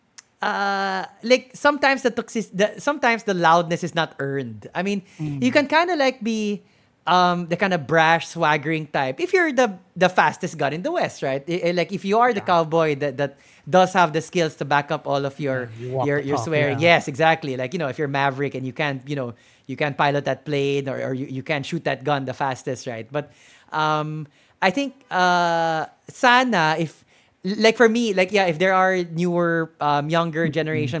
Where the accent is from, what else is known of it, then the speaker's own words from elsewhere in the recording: Philippines; me personally as a Filipino